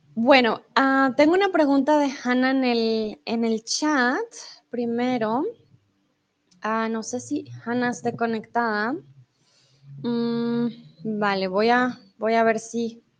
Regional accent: Colombia; soy de Colombia

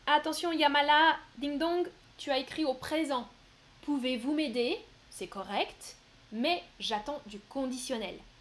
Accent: northern France, France; je viens du nord de la France

